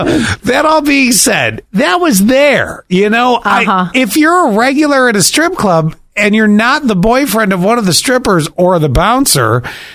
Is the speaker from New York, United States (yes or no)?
yes; Buffalo, New York, United States; growing up in Buffalo